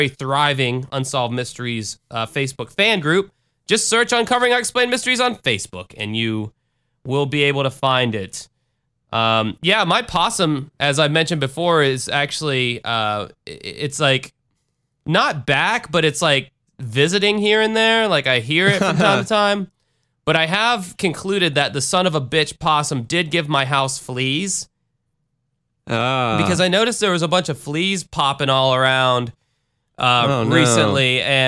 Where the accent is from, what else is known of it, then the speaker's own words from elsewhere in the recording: the South, United States; I'm from the South, motherfucker, and we like our trucks big, and we like our beers cold, all right?